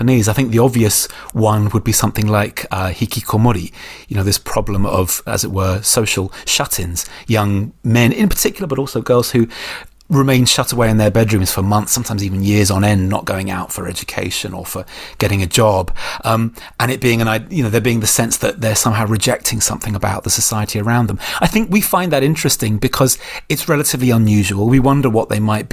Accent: United Kingdom; as Brits

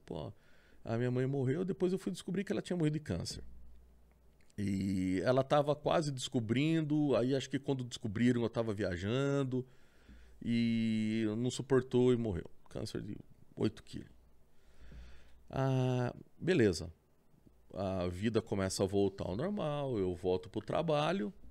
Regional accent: Sorocaba, São Paulo, Brazil; also born or lived in Votorantim; nasci em Votorantim, né? Cidadezinha vizinha. Hum. E praticamente vivi minha vida toda ali em Sorocaba

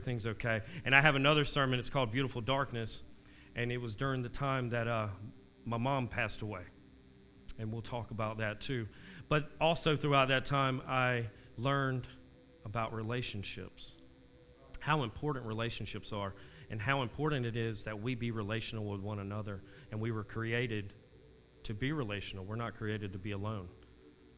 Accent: Wilmington, United States; I'm born and bred right here in Wilmington

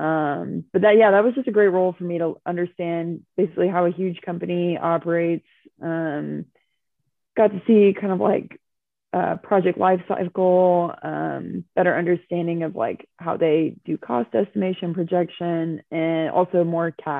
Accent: Fort Worth, Texas, United States; moved away; I'm from Fort Worth

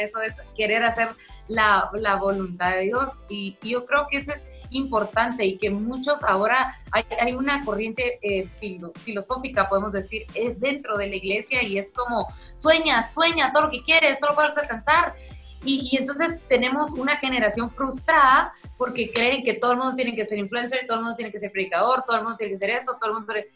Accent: Guatemala; also born or lived in Tulsa, Oklahoma; soy chapina, soy guatemalteca

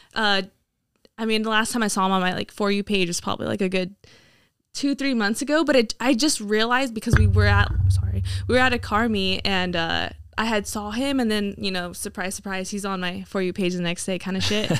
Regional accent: Hamilton City, California, United States; moved away as an adult; now in Chico, United States; I grew up in Hamilton City

